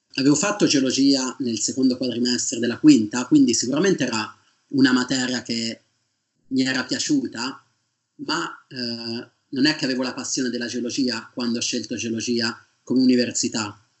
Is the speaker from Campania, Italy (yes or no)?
no; Sarteano, Tuscany, Italy; moved away as an adult; also born or lived in Perugia / Manchester; now in England; io vengo da Sartiano, che è un paese in provincia di Siena.